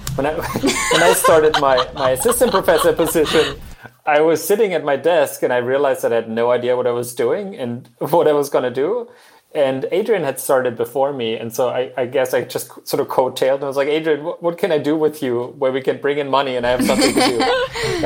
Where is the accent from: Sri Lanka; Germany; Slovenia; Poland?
Germany; moved away as an adult; also born or lived in Utah, United States; now in Austin, United States; I'm from Germany